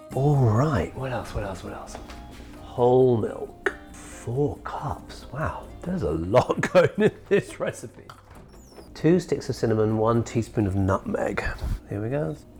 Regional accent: England, United Kingdom; also born or lived in India; now in United States; I was born in India, grew up in England, and now I live in America.

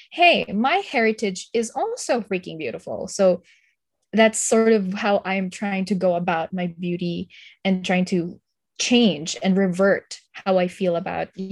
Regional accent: Philippines; because I, as a Filipino, that's that's who we are.

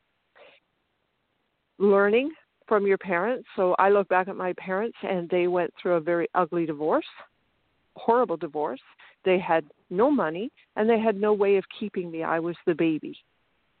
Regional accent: Canada; also born or lived in Ontario; I'm from Canada

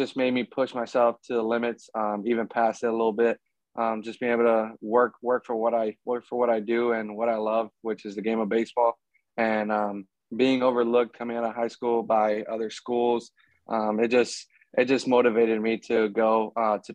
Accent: Florida, United States; moved away; my hometown, Florida

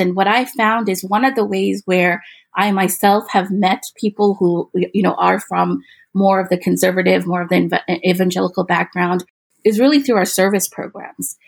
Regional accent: Midwest, United States; I, I grew up in the Midwest

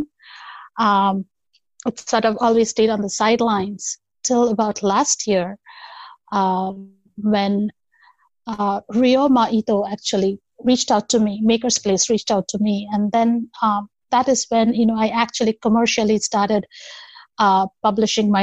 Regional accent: Kolkata, West Bengal, India; now in United States; So I come originally from India, Calcutta, to be precise. It's called Kolkata now. I'm currently in the United States.

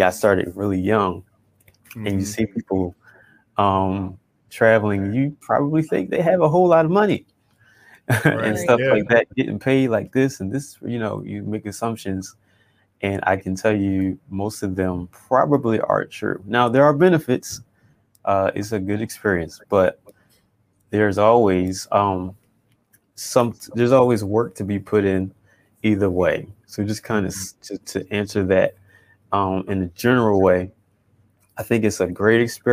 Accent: Philadelphia, Pennsylvania, United States; I grew up in church in Philadelphia, PA

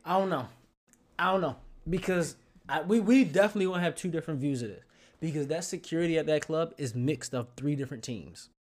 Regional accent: Baltimore, Maryland, United States; moved away as an adult; growing up in Baltimore all the way up to maybe nine, eighteen years old

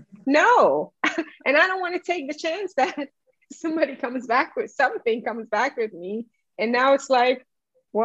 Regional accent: Jamaica; I'm Jamaican

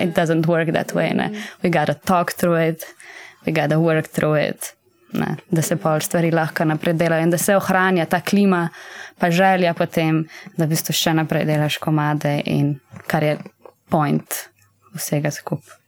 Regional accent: Zasavje, Slovenia; moved away as an adult; now in Ljubljana, Slovenia; mi smo vsi štirje iz Zasavja

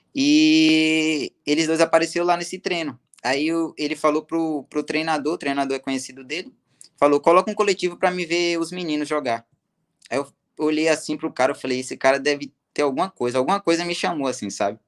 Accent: Ibicaraí, Bahia, Brazil; moved away; also born or lived in Poções, Bahia; Eu nasci em poções, só que fui criado em Ibicaraí, Bahia

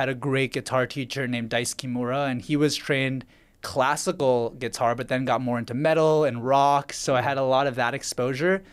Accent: Vancouver, British Columbia, Canada; I was born in Vancouver, Canada.

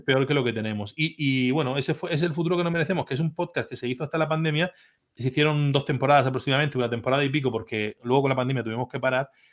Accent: Orihuela, Valencian Community, Spain; mi pueblo, de Orihuela, de, de mi pueblo

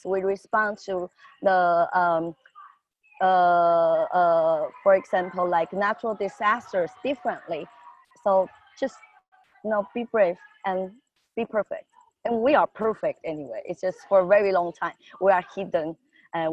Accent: Taiwan; I'm from Taiwan.

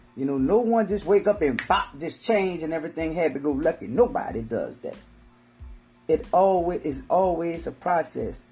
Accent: New Orleans, Louisiana, United States; accent: Southern slang; I'm from New Orleans, so, you know, Hurricane Katrina, uh, I've been through several hurricanes.

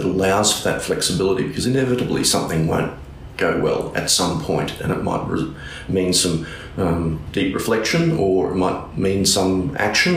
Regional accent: North Queensland, Australia; also born or lived in Brisbane; now in Cairns, Australia; We came from Brisbane, but we're actually from North Queensland originally

